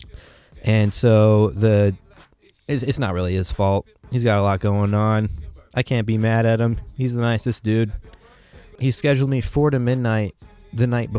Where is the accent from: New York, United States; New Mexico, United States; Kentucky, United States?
New Mexico, United States; Albuquerque; growing up in Albuquerque, like, you know, we have a mountain